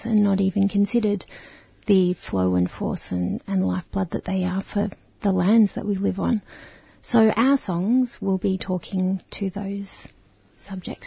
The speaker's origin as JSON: {"language": "English", "town": "Melbourne", "region": "Victoria", "country": "Australia", "tie": "born or raised there", "said": "I was born in Naarm, Melbourne, in the 70s, and I was born next to the Birrung, and then I lived near the Birrung and the Maribyrnong through my kind of childhood"}